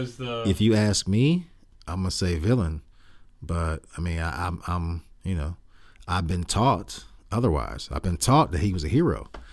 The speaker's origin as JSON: {"language": "English", "town": "Columbus", "region": "Ohio", "country": "United States", "moved": "as an adult", "lives_now": "Texas, United States", "said": "I'm from Columbus, Ohio, which is named after Christopher Columbus. I went to Columbus State for a little while"}